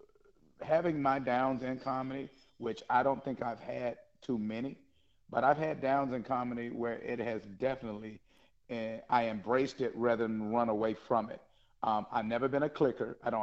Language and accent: English; the South, United States; I'm from the South